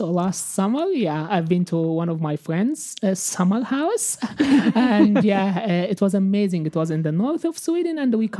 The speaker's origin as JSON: {"language": "English", "town": "Cairo", "region": "Cairo Governorate", "country": "Egypt", "moved": "yes", "said": "And since I came from Cairo, which is quite like condensed city, I haven't seen this kind of like activities and working out in the streets."}